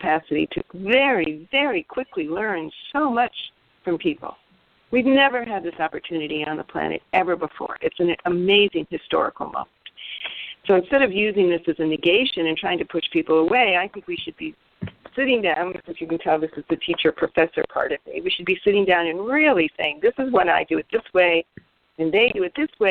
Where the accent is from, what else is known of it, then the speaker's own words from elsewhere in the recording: United States; we in the United States and as American women